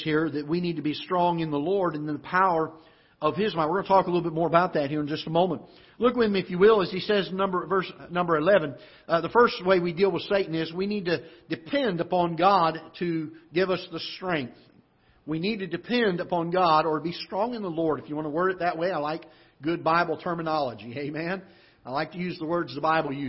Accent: South Florida, United States; now in Festus, Missouri, United States; But I grew up in Florida and South Florida

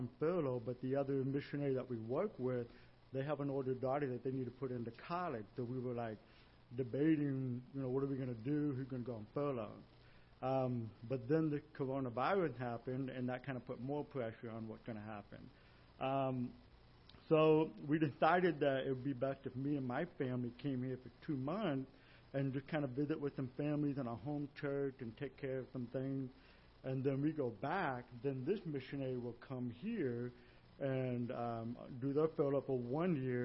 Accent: De Soto, Missouri, United States; moved away as an adult; now in Brazil; I'm actually from DeSoto, Missouri

